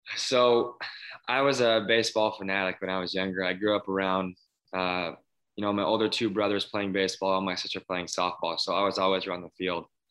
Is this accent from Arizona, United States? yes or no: yes; Phoenix, Arizona, United States; growing up in Phoenix